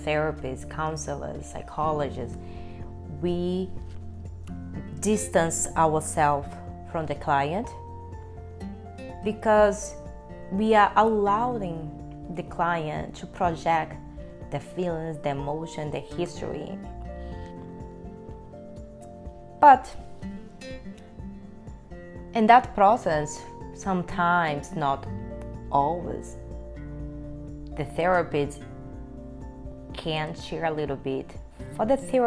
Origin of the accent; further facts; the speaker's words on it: Brasília, Federal District, Brazil; first language Portuguese; English is a second language; moved away; also born or lived in Salvador, Bahia, Brazil; when I was at the age of 3 years old, I moved to Brasilia, the capital of Brazil. And I grew up there.